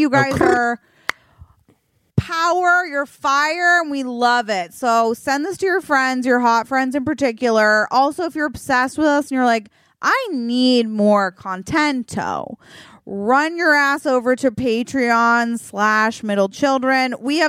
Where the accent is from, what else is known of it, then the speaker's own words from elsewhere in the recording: Virginia, United States; accent: Virginia; I think that's my Virginia accent.